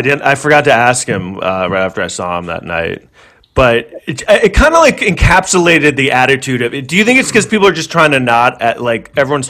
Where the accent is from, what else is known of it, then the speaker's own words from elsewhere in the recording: New York, United States; I'm from the East Coast. I grew up in New York